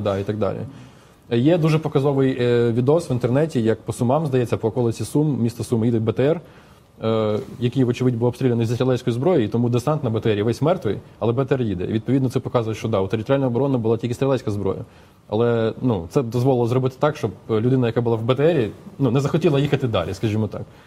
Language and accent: Ukrainian; Chernihiv, Chernihiv Oblast, Ukraine; я з Чернігова